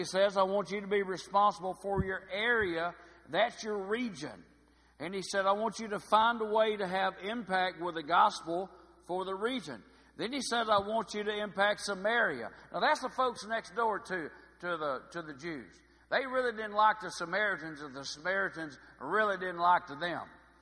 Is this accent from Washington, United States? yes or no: no; about 30 miles from Hot Springs, Arkansas, United States; My hometown's about 30 miles from here.